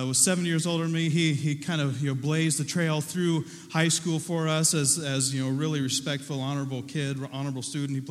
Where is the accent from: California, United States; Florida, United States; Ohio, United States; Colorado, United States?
Ohio, United States; Southern; Growing up in Southern Ohio, I was a kid who liked to garden